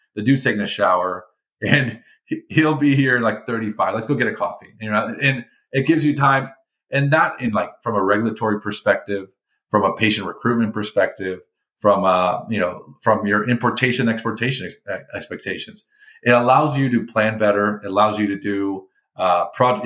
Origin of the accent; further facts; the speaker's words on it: California, United States; I was I was born in California, raised in California for the most part